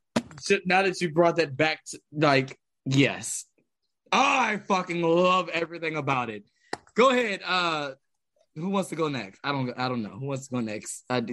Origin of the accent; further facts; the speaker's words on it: United States; I'm American.